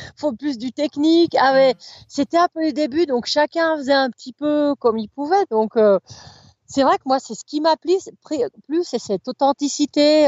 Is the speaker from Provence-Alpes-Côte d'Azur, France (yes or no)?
no; Chapareillan, Auvergne-Rhône-Alpes, France; also born or lived in Chambéry / Maurienne valley; now in Avrieux, France; je suis née à Chambéry, j'ai habité un petit village qui s'appelle Chapareillan, donc c'était au pied du Mont Granier, au pied de la Chartreuse